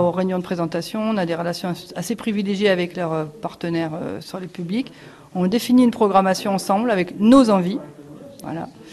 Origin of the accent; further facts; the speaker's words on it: Paris, Île-de-France, France; moved away as an adult; also born or lived in Montpellier / Toulouse; now in Saint-Antonin, France; je suis originaire de Paris et je suis passée par Montpellier